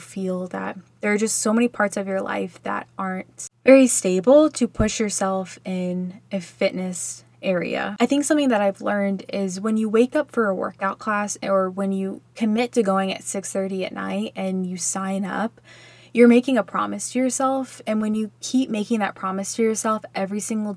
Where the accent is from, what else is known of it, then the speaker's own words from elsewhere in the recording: Texas, United States; I grew up in Texas